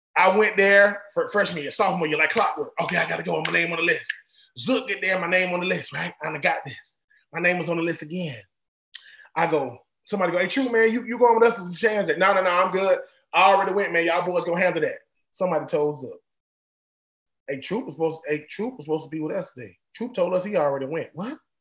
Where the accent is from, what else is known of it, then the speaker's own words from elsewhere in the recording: Swainsboro, Georgia, United States; I'm from Swainsboro, Georgia. I'm from a little itty bitty little town in Georgia